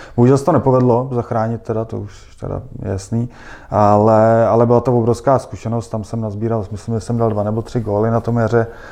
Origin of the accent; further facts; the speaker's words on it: Prague, Czechia; jsem Pražák a, a znám tady jako Prahu velmi dobře